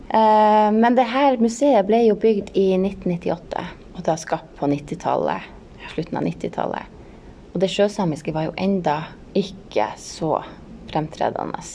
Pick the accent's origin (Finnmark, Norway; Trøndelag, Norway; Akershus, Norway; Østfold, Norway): Finnmark, Norway; Hammerfest; moved away; er jeg jo her fra Hammerfest